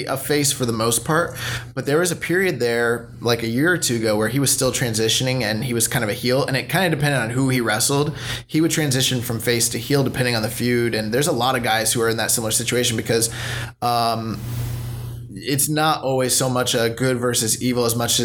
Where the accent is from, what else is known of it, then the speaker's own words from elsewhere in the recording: United States; as an American fan